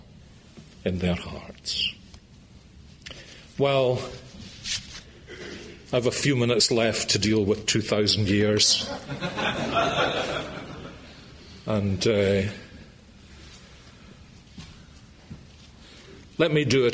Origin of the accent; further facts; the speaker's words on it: Scotland, United Kingdom; I was brought up in Scotland, the early 1950s, in a house where the Ten Commandments were sacrosanct